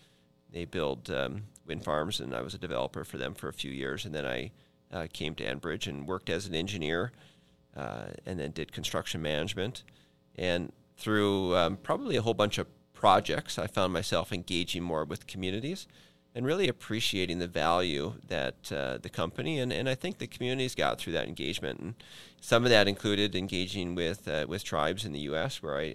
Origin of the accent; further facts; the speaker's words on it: Minnesota, United States; also born or lived in Michigan; You know, I was born in Michigan, in the Upper Peninsula of Michigan. Mostly grew up in Minnesota.